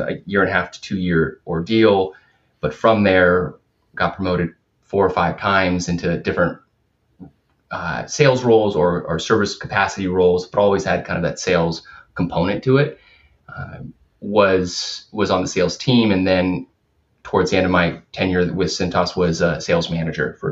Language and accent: English; West Coast, Portland, Oregon area, United States; I grew up on the West Coast. I went to University of Oregon